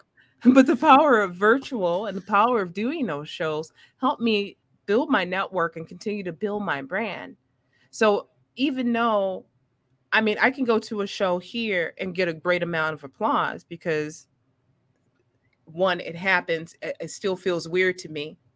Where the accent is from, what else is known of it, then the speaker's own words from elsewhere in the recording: Maywood, Illinois, United States; I'm from the mud, I'm from Maywood, Illinois